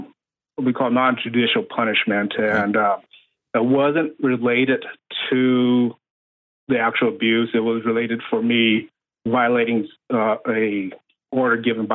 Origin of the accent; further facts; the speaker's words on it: West Coast, United States; No, I was in the Navy, so I moved around a lot. So actually, I grew up mostly on the West Coast, different states.